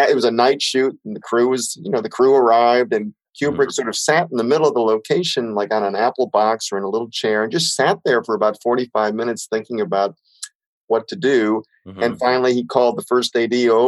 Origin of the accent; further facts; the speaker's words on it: Belleville, Illinois, United States; I'm growing up in a small town in Southern Illinois